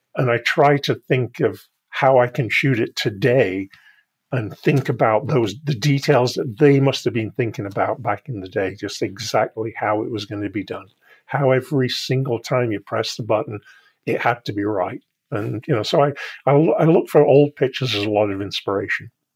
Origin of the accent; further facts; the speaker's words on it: United Kingdom; I'm British